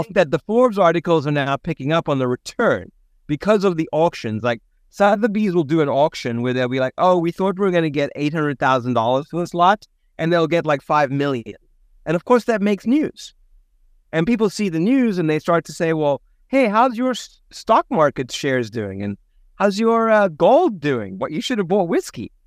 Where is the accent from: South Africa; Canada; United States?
South Africa; moved away; Born and raised in South Africa